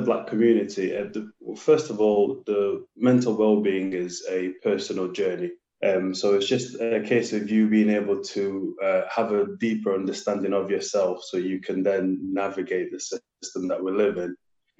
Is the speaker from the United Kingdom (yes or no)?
yes; Sheffield, Yorkshire and the Humber, United Kingdom; So I'm from Sheffield.